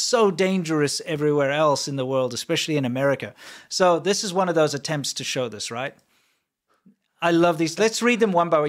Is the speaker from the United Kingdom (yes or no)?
no; South Africa; I am South African